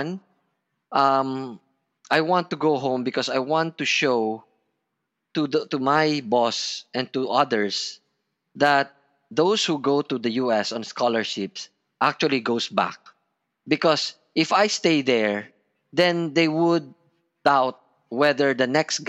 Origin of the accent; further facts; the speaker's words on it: Batangas, Calabarzon, Philippines; I'm a Filipino. I feel that this is my home